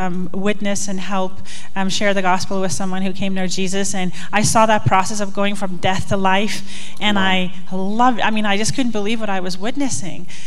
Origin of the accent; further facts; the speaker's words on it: South Africa; moved away as an adult; I grew up in South Africa